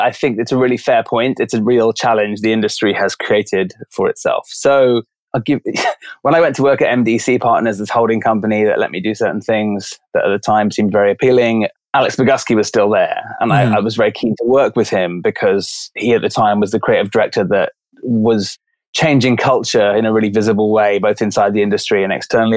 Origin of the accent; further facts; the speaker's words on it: London, United Kingdom; moved away; I grew up in London